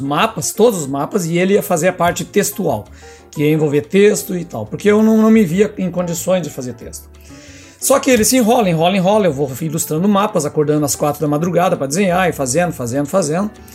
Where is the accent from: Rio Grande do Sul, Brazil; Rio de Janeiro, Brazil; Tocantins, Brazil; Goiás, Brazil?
Rio Grande do Sul, Brazil; Ijuí; eu sou natural de Juí, né, interior do Rio Grande do Sul, terra do Capitão Dunga